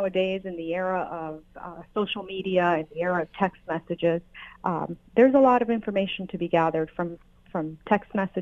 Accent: United States; also born or lived in Colombia; have been blessed to be here since I was 2 years old. I don't know any other country as my country where I've grown up.

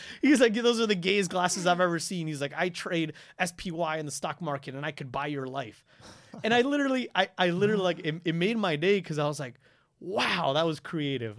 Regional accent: Quito, Pichincha, Ecuador; moved away; I'm from Quito, Ecuador. I was born and raised there.

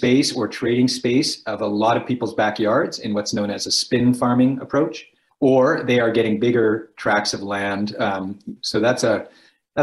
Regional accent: Edmonton, Alberta, Canada; I grew up in Edmonton

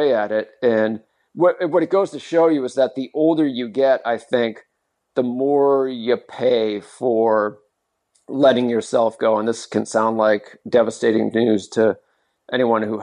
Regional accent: Modesto, California, United States; my hometown marathon here in California. It's called the Modesto Marathon

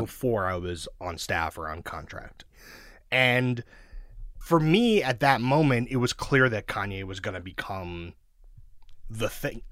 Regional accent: New York City, New York, United States; also born or lived in Mill Basin, Brooklyn; I grew up in Sheepshead Bay, which is outer Brooklyn

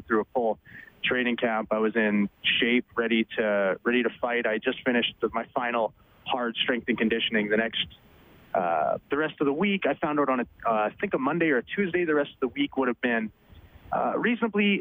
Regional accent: Bonnyville, Alberta, Canada; now in St. Albert, Canada; I grew up in Bonnyville

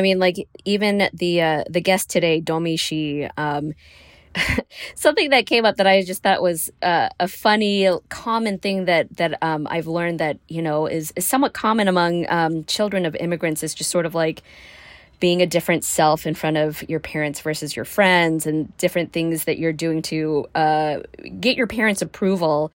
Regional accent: Alabama, United States; I grew up in Alabama

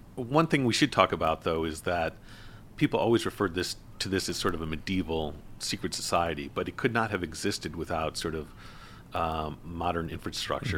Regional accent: Buffalo, New York, United States; in Buffalo, my hometown

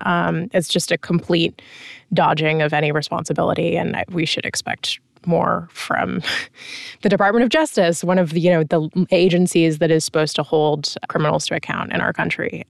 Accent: United States; as an American

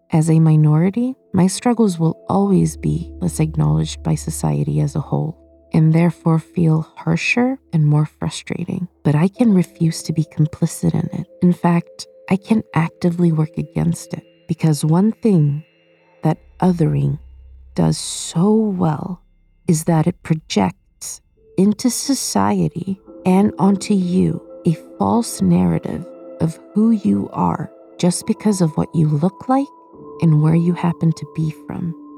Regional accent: Sweden; moved away; And I grew up in Sweden.

